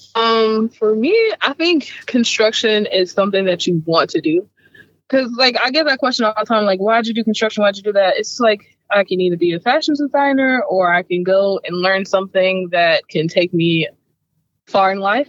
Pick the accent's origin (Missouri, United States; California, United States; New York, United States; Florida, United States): Missouri, United States; St. Louis; growing up in St. Louis, like people from the south side of St. Louis, which is where I was from